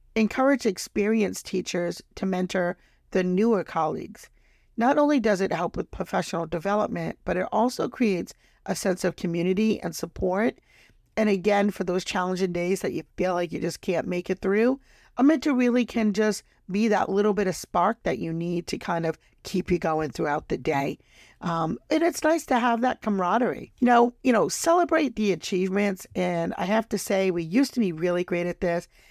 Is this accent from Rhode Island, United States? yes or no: yes; Rhode Island, United States; my home state, Rhode Island